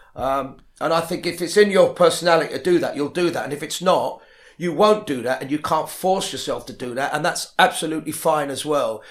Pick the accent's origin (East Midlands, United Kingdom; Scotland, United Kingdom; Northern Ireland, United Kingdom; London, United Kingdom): London, United Kingdom; also born or lived in Ealing, London; I grew up in Le-, West London originally, La-, Latimer Road